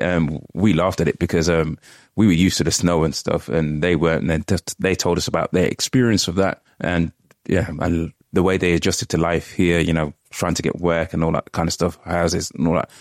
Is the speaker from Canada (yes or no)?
no; United Kingdom; first generation British Jamaican, I was born here